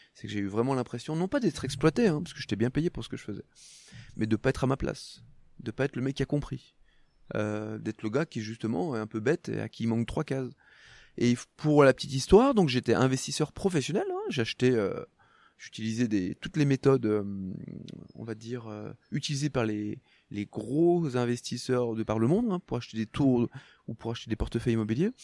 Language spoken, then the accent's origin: French; Haute-Savoie, Auvergne-Rhône-Alpes, France; moved away as an adult; also born or lived in Loire; now in near Aix-en-Provence, France; je suis né dans la Loire, mais je suis pas resté longtemps. Hein. J'ai grandi en Haute-Savoie.